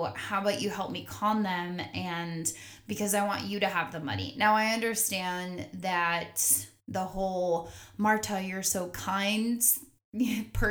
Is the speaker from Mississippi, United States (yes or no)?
no; North Carolina, United States; I was born in North Carolina